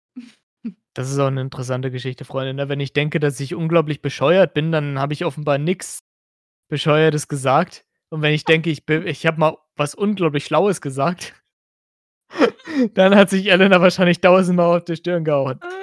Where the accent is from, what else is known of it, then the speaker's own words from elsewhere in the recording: Hesse, Germany; ich bin kein Sachs, ich bin eigentlich Hesse